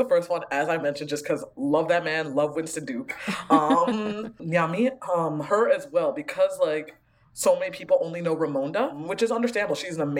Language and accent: English; Ghana; moved away; like I'm a immigrant from Ghana, so I grew up with a lot of sort of Ghanaian spirituality and way of looking at the world.